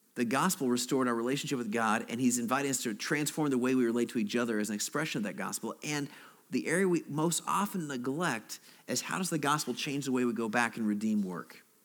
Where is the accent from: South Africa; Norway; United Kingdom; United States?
United States; Alaska; moved away; also born or lived in Chicago; I'm from Alaska